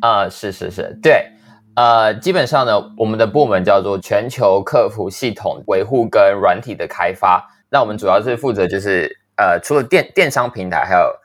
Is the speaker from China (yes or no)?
no; Taichung, Taiwan; moved away; also born or lived in New York; 我是来自台中的